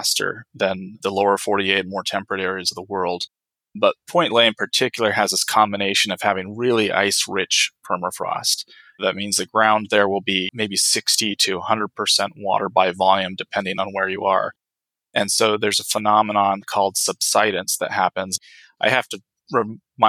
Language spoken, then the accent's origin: English; Medford, Oregon, United States; moved away as an adult; also born or lived in Utqiagvik, Alaska; now in Anchorage, United States; I moved back to my hometown of Medford, Oregon